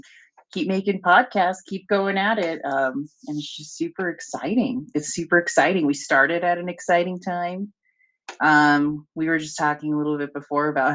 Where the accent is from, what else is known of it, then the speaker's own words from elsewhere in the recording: Albuquerque, New Mexico, United States; I'm from Albuquerque, New Mexico